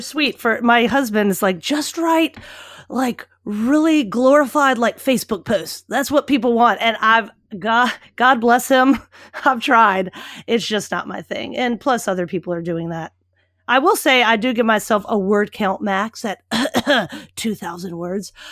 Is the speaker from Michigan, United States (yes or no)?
no; Richmond, Virginia, United States; moved away; I grew up in Richmond, Virginia